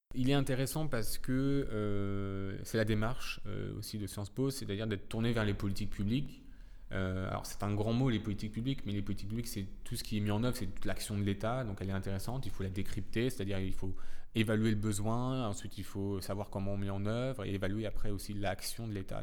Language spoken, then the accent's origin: French; Saint-Lô, Normandy, France; moved away as an adult; also born or lived in Nantes; now in Paris, France; je suis originaire de Saint-Lô dans la Manche